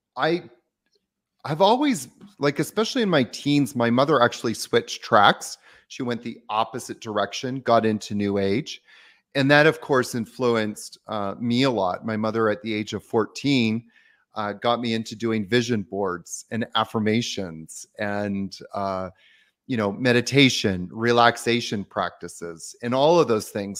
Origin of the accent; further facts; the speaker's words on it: Victoria, British Columbia, Canada; I grew up in Victoria, Canada